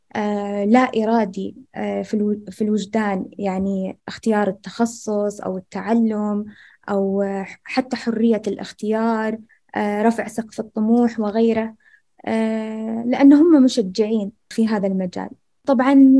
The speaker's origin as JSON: {"language": "Arabic", "area": "rural Al-Ahsa", "region": "Eastern Province", "country": "Saudi Arabia", "said": "أني أنا من المملكة العربية السعودية وقدمت من أرياف الأحساء"}